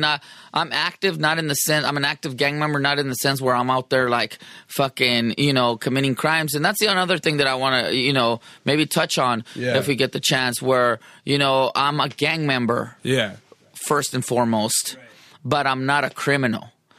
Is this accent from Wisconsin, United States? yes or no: no; San Diego, California, United States; I'm from Sherman Grand Hills Park in San Diego, California, 27th Street